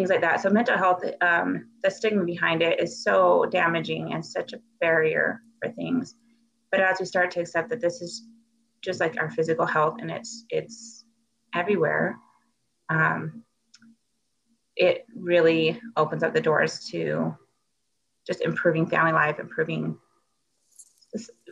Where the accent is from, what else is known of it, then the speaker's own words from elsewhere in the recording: Utah, United States; I grew up in Utah.